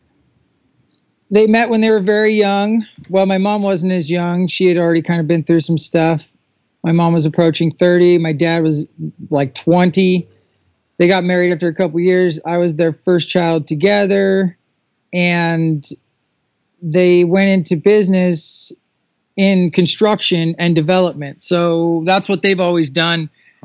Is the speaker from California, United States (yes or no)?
yes; Southern California, United States; I am originally from Southern California. I was born in Southern California, very, very Southern California